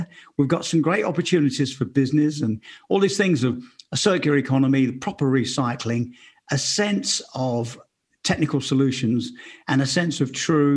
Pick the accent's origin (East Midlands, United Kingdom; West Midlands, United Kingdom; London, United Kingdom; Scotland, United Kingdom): London, United Kingdom; Romford; I grew up in Romford, Essex